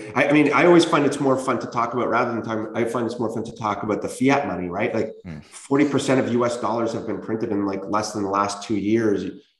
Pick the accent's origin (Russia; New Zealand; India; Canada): Canada; but man, as a Canadian, how much things could have been differently